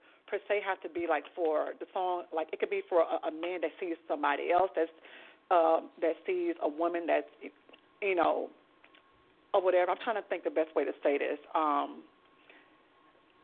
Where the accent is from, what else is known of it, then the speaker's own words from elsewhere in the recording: Houston, Texas, United States; now in New York, United States; I grew up in the projects in Third Ward called Kenny Home. That's where I grew up at.